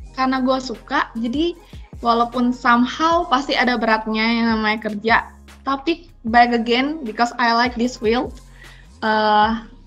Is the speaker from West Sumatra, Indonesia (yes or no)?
yes; Padang, West Sumatra, Indonesia; gue orang Padang.